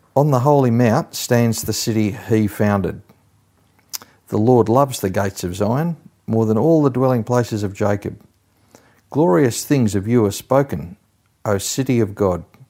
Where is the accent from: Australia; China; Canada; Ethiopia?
Australia; also born or lived in England; I was born in England in nineteen fifty-nine, but my parents, uh, came out to Australia when I was only six months old